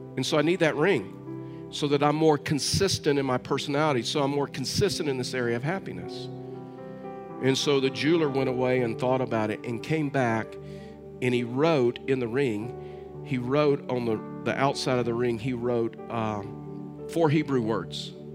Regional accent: Texas, United States; I'm from Texas

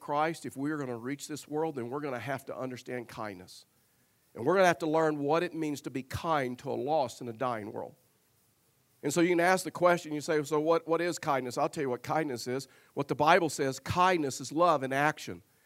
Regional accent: Tyler, Texas, United States; I was raised in Tyler, Texas

